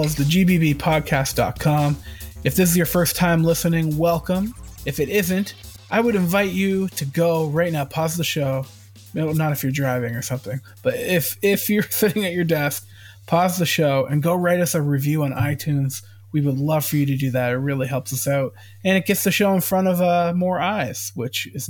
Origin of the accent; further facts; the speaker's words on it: Canada; I'm Canadian